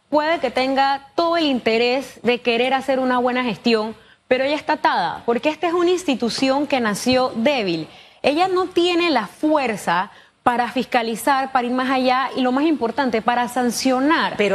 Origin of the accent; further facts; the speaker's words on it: Panama; como ciudadana, como panameña, hay temas que a mí me siguen haciendo ruido.